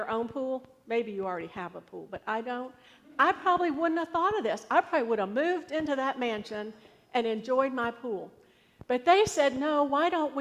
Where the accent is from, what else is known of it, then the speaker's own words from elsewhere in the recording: United States; I'm an American citizen.